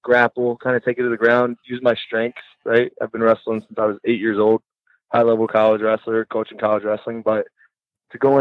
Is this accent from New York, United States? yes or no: no; South Carolina, United States; moved away as an adult; now in Michigan, United States; I'm from South Carolina originally, wrestled in South Carolina in college down there